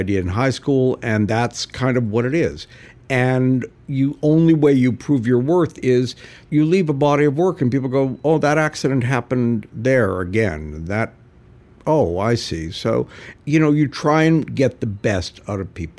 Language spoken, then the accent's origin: English; Canada; also born or lived in California / New York; now in Los Angeles, United States; growing up in Canada